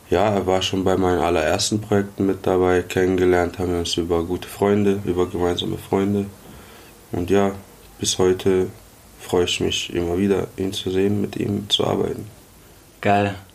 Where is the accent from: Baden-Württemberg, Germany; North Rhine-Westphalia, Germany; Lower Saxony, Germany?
Baden-Württemberg, Germany; Karlsruhe; Genau. Ja, ich komme aus Karlsruhe.